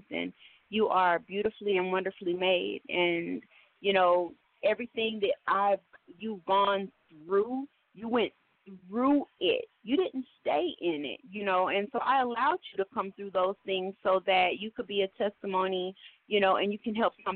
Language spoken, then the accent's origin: English; Oklahoma City, Oklahoma, United States; now in Atlanta, United States; I'm from Oklahoma City, old city or no city, however. I've been living in Atlanta for the past 15 years.